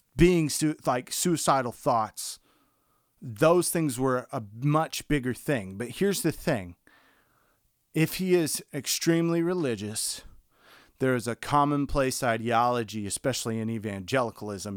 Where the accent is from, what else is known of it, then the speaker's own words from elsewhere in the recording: the South, United States; growing up in the South